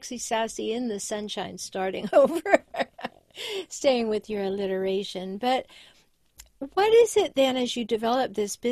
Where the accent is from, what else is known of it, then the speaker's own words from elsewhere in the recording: Canada; now in San Diego, United States; we both happen to live in San Diego, but I'm from Canada. I chose to come to California